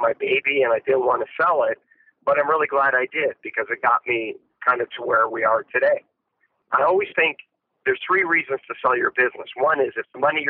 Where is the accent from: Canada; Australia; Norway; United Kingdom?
Canada; I grew up in Canada